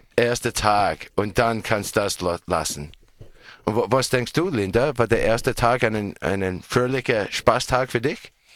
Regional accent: Australia; German is a second language; Bei uns in Australien

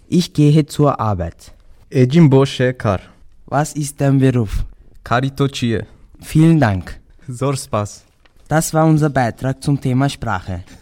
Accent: Bingöl, Bingöl Province, Turkey; also born or lived in Vienna, Austria; Ich komme aus der Türkei, aus der Stadt Bingöl und habe kurdische Wurzeln. Bin geboren in Wien und bin 19 Jahre alt.

